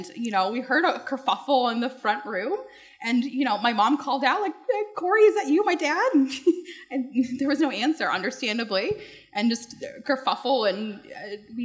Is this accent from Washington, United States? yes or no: no; Bay Area, California, United States; moved away; I lived in the Bay Area for a number of years. I grew up there